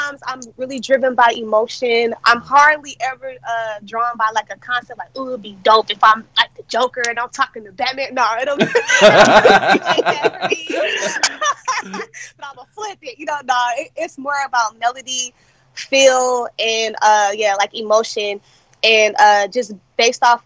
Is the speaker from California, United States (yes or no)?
no; Las Vegas, Nevada, United States; born and raised in Las Vegas. I'm a West Coast baby.